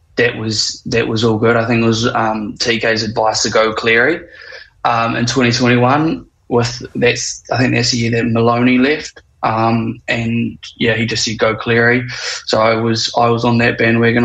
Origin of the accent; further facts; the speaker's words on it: Wellington, New Zealand; born and raised in Wellies